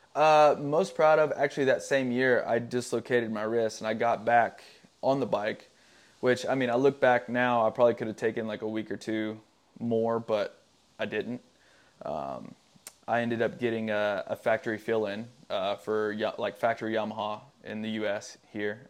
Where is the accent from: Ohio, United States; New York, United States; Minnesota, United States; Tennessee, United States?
Tennessee, United States; moved away as an adult; it's a great place to grow up. I grew up in the middle of nowhere, super small town